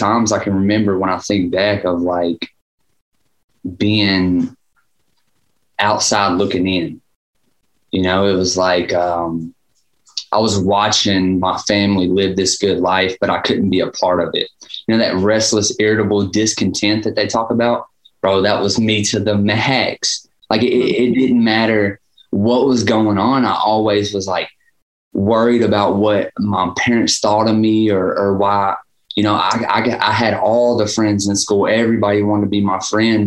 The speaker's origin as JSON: {"language": "English", "town": "Dickson", "region": "Tennessee", "country": "United States", "tie": "born or raised there", "also_born_or_lived": "Gallatin, Tennessee", "said": "I moved to a place called Dixon, Tennessee when I was like 3"}